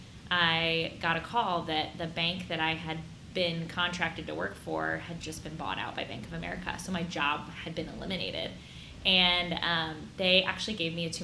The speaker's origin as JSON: {"language": "English", "town": "Omaha", "region": "Nebraska", "country": "United States", "tie": "born or raised there", "moved": "yes", "lives_now": "Columbus, United States", "said": "I was born and raised in Omaha, Nebraska"}